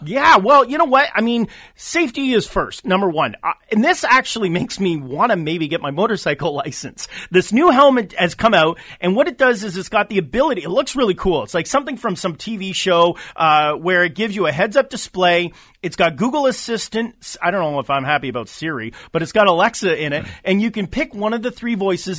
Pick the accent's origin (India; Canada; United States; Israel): Canada; as a Canadian, I work both sides of the border